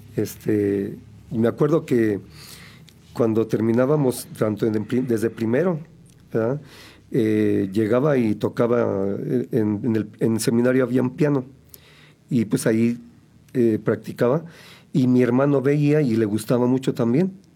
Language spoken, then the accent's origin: Spanish; Celaya, Guanajuato, Mexico; yo soy originario de Celaya, Guanajuato. Eh, por allá nací.